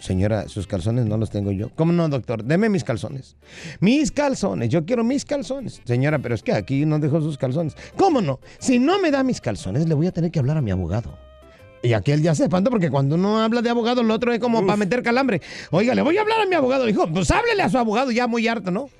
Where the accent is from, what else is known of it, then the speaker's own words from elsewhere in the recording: Acapulco, Guerrero, Mexico; mi pueblo, mano, Acapulco